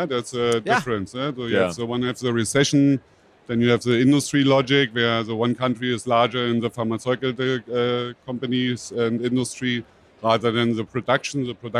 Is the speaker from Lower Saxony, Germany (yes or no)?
no; Berlin, Germany; I'm from Berlin